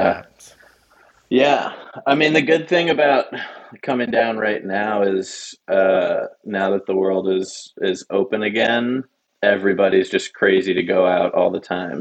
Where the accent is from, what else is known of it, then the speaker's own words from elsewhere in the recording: Pittsburgh, Pennsylvania, United States; now in Austin, United States; just outside of Pittsburgh, PA, which is my uh, my hometown